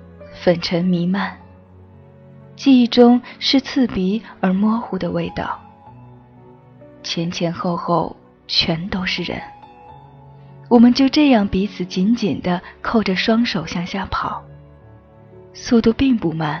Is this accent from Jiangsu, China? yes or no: no; Sichuan, China; 我无法去表达，作为一个四川人。